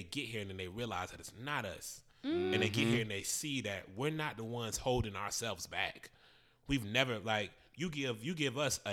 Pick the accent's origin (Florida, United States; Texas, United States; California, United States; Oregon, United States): Florida, United States; I'm from Florida